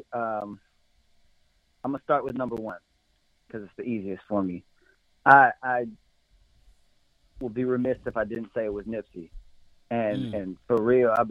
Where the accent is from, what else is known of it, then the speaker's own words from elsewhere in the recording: Michigan, United States; I'm from Michigan